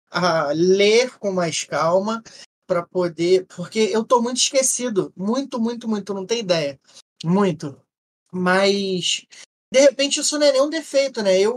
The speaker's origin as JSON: {"language": "Portuguese", "region": "Rio de Janeiro", "country": "Brazil", "said": "eu como legítimo carioca, eu gosto de falar o português, mais claro possível"}